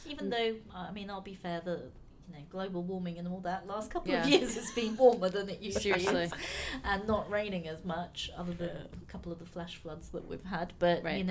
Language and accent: English; London, United Kingdom; accent: British; also born or lived in New York; I'm from London, and New York